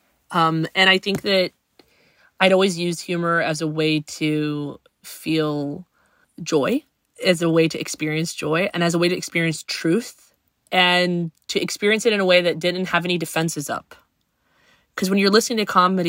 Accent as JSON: {"language": "English", "town": "Huntsville", "region": "Alabama", "country": "United States", "tie": "born or raised there", "said": "I grew up in Alabama"}